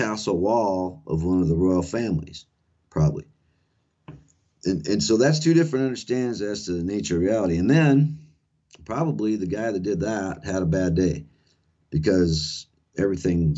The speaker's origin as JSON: {"language": "English", "region": "South Dakota", "country": "United States", "tie": "born or raised there", "said": "that's where I grew up here in South Dakota"}